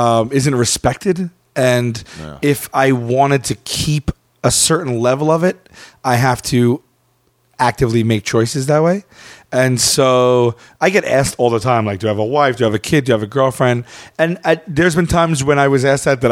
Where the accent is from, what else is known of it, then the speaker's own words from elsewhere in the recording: New York City, New York, United States; moved away; I am from Staten Island